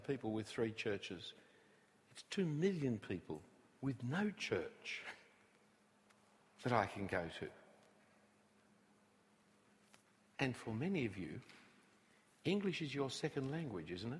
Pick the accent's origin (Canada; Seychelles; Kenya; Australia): Australia; Sydney, New South Wales; I come from Bellevue Hill. I went to Scots College